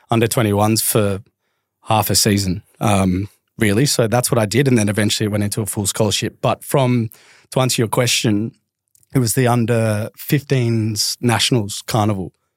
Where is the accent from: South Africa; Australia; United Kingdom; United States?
Australia; Melbourne, Victoria; I grew up in the Southeast of Melbourne.